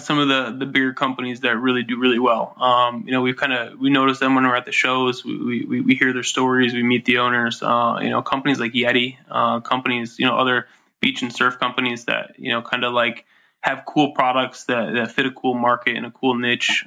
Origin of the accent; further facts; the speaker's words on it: upstate New York, United States; I grew up in upstate New York